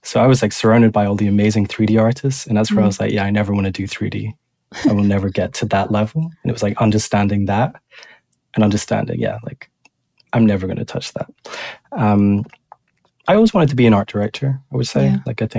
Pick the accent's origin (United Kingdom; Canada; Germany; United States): United Kingdom; Edinburgh, Scotland; So, yeah, I'm from Edinburgh originally, actually.